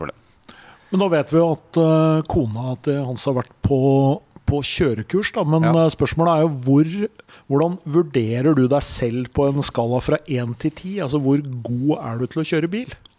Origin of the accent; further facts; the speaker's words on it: Elverum, Innlandet, Norway; Jeg er jo fra Elverum